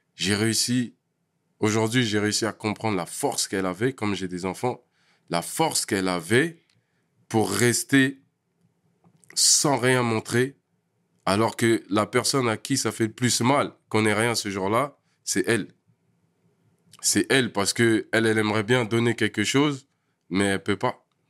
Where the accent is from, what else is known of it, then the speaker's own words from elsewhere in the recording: Paris region / Val-d'Oise, Île-de-France, France; also born or lived in L'Isle-Adam / Vigneux-sur-Seine; je suis né à Paris. Je suis né à Paris. On a d'abord habité dans des logements à Paris